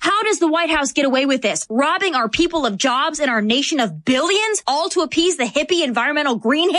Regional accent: South Dakota, United States; my home state of South Dakota

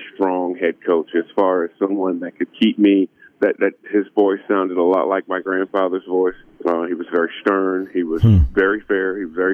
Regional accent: Georgia, United States; moved away as an adult; also born or lived in South Carolina; I'm 3 hours from where I grew up in Georgia

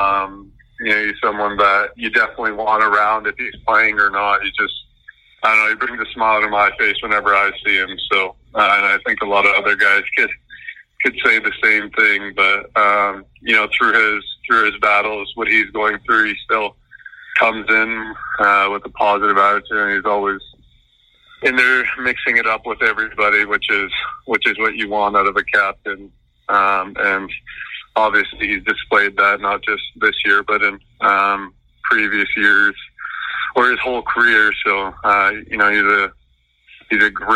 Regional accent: Vancouver, British Columbia, Canada; now in Chicago, United States; growing up in Vancouver

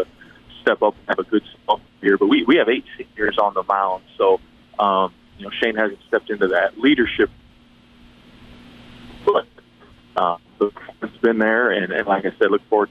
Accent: Michigan, United States; moved away as an adult; now in Murray, United States; I'm originally from Michigan and played up there and coached up there a year

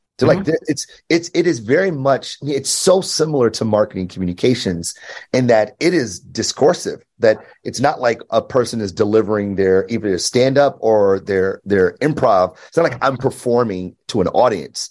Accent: Detroit, Michigan, United States; I grew up in Detroit, born and raised

